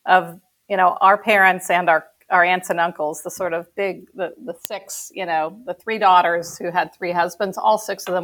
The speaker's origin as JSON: {"language": "English", "town": "Houston", "region": "Texas", "country": "United States", "tie": "born or raised there", "said": "we also spent a lot of holidays together growing up in Houston"}